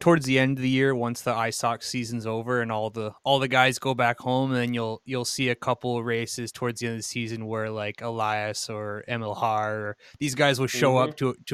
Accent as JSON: {"language": "English", "region": "East Coast of the United States", "country": "United States", "said": "I come from the East Coast of the United States."}